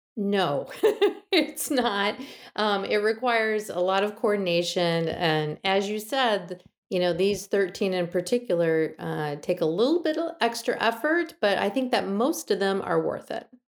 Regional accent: Michigan, United States; I'm from Michigan and I'm used to what these landscapes look like

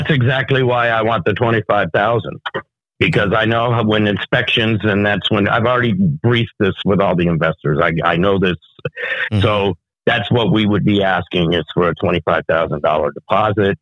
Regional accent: New York, United States; moved away; I'm from New York originally

